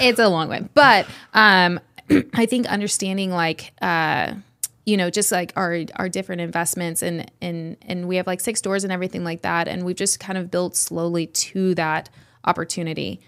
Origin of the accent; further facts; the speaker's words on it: Redding, California, United States; We are from Redding, California